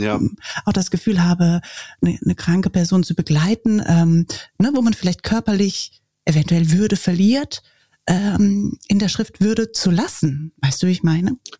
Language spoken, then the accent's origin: German; Germany; ich als Deutsche